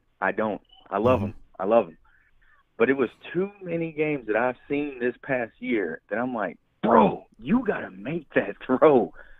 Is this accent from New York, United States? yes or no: yes; New York, United States; moved away; I'm originally from New York.